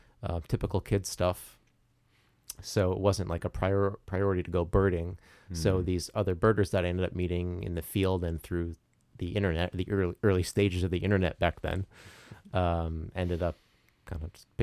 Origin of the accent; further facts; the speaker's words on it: Bridgeport, Connecticut, United States; growing up in Bridgeport